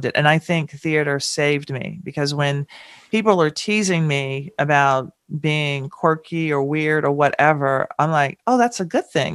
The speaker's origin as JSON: {"language": "English", "town": "Nashville", "region": "Tennessee", "country": "United States", "tie": "born or raised there", "said": "growing up in Nashville"}